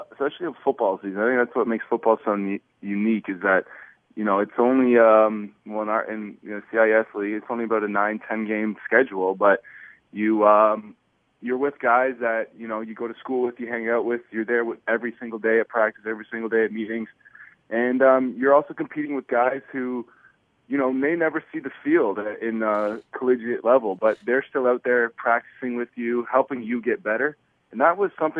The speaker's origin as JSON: {"language": "English", "town": "London", "region": "Ontario", "country": "Canada", "said": "a lot of cities in Canada where I come from London, and London's predominantly known as a hockey city."}